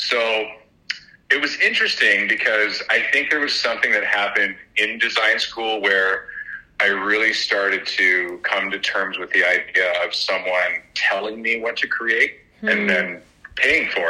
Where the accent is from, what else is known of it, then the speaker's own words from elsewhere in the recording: Vancouver, British Columbia, Canada; also born or lived in Kilwinning, Scotland / Alberta; We were the first generation of immigration over to Scotland and then over to Canada. I think when I was about three, my parents and many other Scottish folks during a depression in Scotland decided that the promised land was Vancouver.